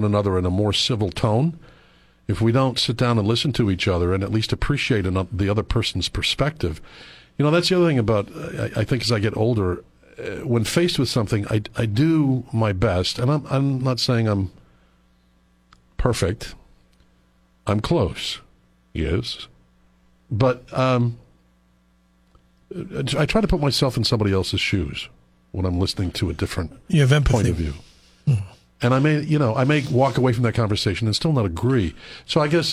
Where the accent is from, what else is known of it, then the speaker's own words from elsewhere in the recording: Iron River, Michigan, United States; moved away; I am from Iron River